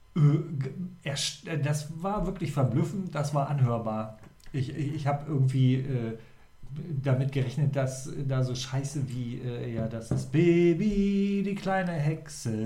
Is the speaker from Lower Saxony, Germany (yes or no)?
yes; Lower Saxony, Germany; Ich komme ja aus der Ecke da, ja. aus dem Vorharz-Verengungsgebiet